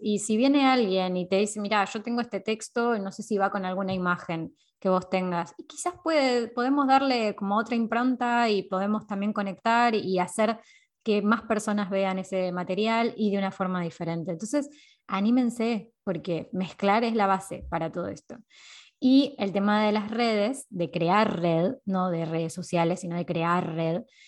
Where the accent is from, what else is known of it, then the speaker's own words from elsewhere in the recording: Temperley, Buenos Aires Province, Argentina; moved away as an adult; now in Valencia, Spain; Yo soy de Lomas de Zamora, de Temperley en realidad, de Buenos Aires. Eh, ahí nací.